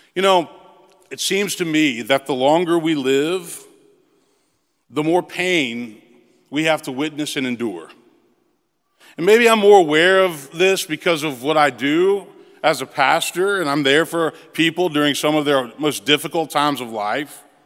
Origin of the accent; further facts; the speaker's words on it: Memphis, Tennessee, United States; moved away as an adult; also born or lived in Princeton; now in Nashville, United States; I moved back to my hometown of Memphis